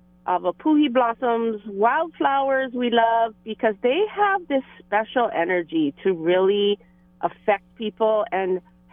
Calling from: Hilo, Hawaii, United States; Well, aloha, Bird and Meli and Kiana. I'm calling in from Hilo today.

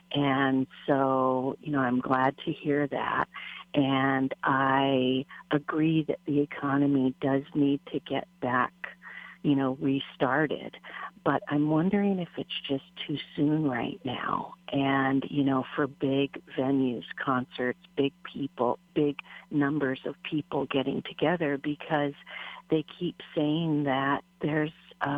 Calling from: Kailua, Hawaii, United States; I'm calling from Kailua.

